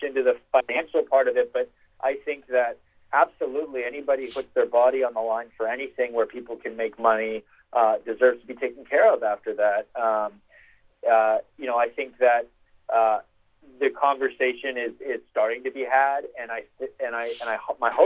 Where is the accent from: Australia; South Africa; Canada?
Canada; Vancouver, British Columbia; moved away as an adult; also born or lived in Los Angeles, California; I grew up in Vancouver, Canada